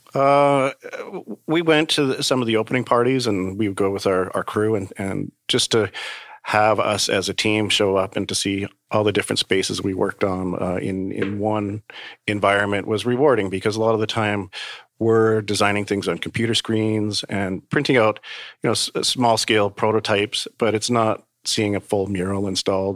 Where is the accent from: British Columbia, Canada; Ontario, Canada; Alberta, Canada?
Alberta, Canada; Calgary; moved away as an adult; also born or lived in Manitoba / Vancouver / New York; now in Toronto, Canada; growing up in Calgary most of my life